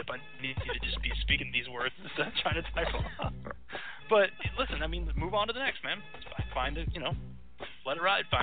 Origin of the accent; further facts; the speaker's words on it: Las Vegas, Nevada, United States; So I'm Vegas. I'm from Vegas, and I'm good with a shank.